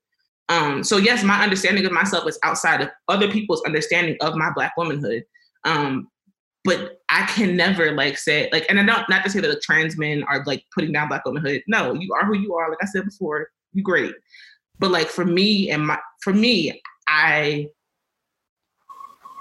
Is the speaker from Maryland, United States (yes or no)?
yes; Baltimore, Maryland, United States; now in Albuquerque, United States; I am from Baltimore, Maryland